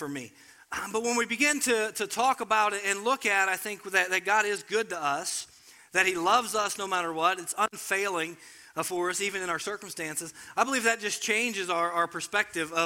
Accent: Cincinnati, Ohio, United States; I grew up in Cincinnati

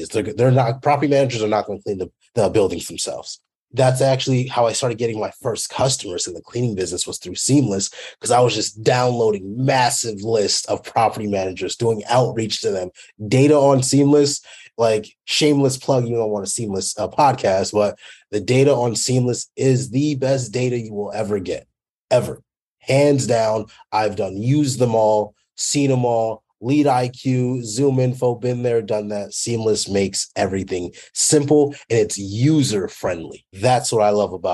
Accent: Fort Worth, Texas, United States; also born or lived in Dallas, Texas; I'm from Dallas, Texas, well, Fort Worth mainly

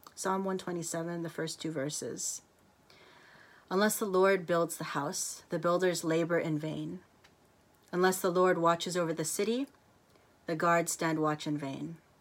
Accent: United States; accent: American; moved away; also born or lived in South Africa; it's America, um, which is where I'm from, as you can tell by the accent

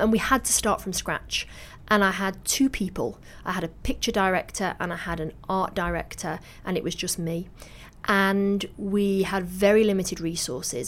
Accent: Salford, North West England, United Kingdom; I grew up in Salford

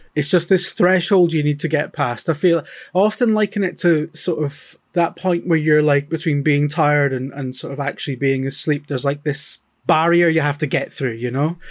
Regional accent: Scottish Central Belt, Scotland, United Kingdom; moved away as an adult; also born or lived in England; we grew up in the Scottish Central Belt

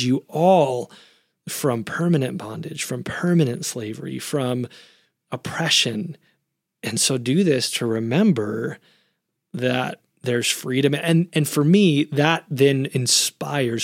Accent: United States; being Westerners, being American, or based on our, our upbringing in the church

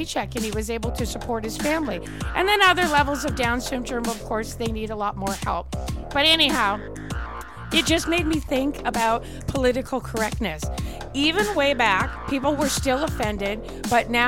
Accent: Canada; now in United States; because I'm from Canada

